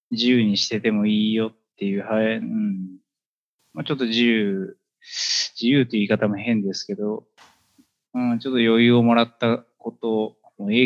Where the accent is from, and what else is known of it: Sabae, Fukui, Japan; born or raised there; also born or lived in Chiba